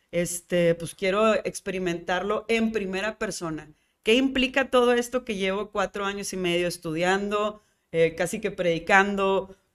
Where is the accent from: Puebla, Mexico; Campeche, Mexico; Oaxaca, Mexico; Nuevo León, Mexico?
Nuevo León, Mexico; Monterrey; also born or lived in New York; soy mexicana, soy regia y soy neoyorquina, porque empiezas a agarrarle la identidad y como ese saborcito y amor a la ciudad.